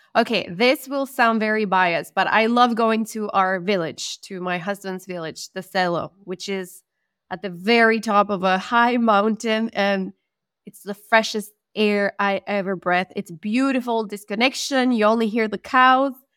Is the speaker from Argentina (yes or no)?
yes; Argentina; first language Spanish; English is a second language; moved away as an adult; also born or lived in Middle East; now in Bosnia and Herzegovina; I'm from Argentina.